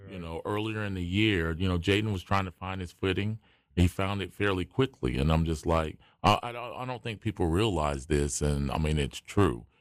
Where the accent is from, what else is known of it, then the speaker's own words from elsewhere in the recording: Wilmington, North Carolina, United States; I grew up in Wilmington and we moved out to College Acres right there on the edge of the campus